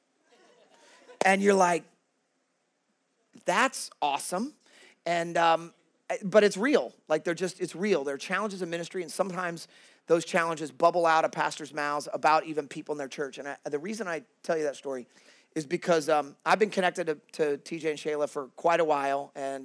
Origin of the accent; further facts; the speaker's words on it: Kansas City, United States; moved away as an adult; now in Worcester, United States; I'm originally from Kansas City. I'm a Midwestern guy.